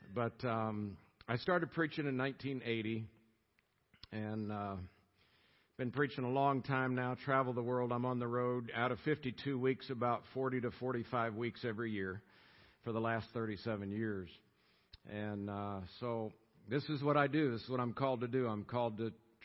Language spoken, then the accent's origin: English; Tampa, Florida, United States; moved away as an adult; also born or lived in Colorado; Born and raised in Tampa, Florida. Lived there 27 years.